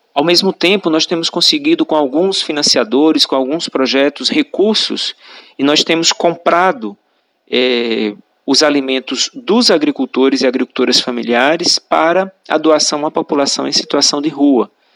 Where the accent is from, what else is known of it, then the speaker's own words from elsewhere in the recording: Iguaraci, Pernambuco, Brazil; eu sou natural de Jabitacá, é, distrito do município de Guaraci, aqui no sertão do Pajeú, pernambucano